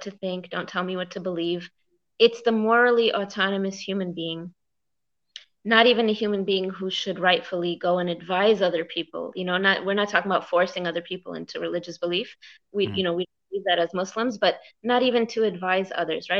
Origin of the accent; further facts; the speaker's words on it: United States; as an American